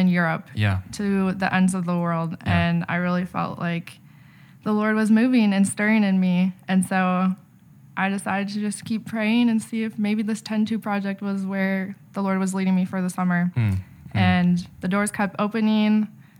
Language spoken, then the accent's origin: English; Chicago, Illinois, United States; I am from Chicago, Illinois, and I ended up here at Liberty University